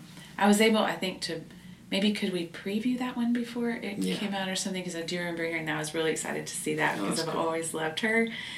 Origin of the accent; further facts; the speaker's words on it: United States; considering I'm American.